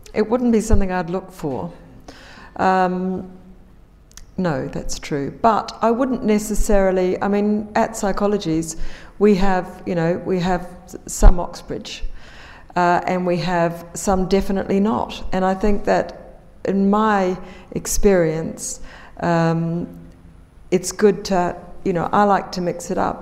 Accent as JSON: {"language": "English", "country": "New Zealand", "moved": "yes", "said": "people like me coming from New Zealand"}